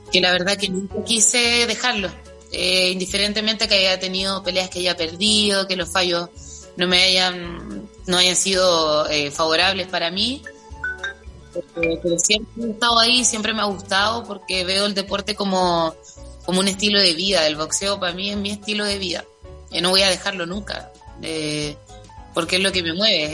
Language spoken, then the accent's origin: Spanish; southern Chile, Chile; de, nuestra tierra, de mi